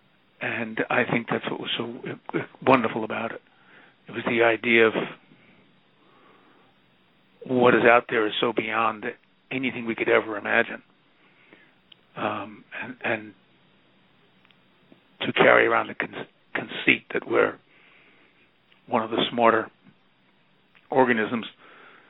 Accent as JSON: {"language": "English", "region": "New York", "country": "United States", "said": "I'm from New York"}